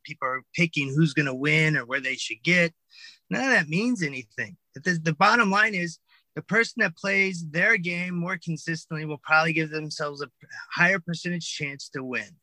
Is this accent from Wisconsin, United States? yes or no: no; California, United States; moved away as an adult; also born or lived in East Hampton, New York; California kid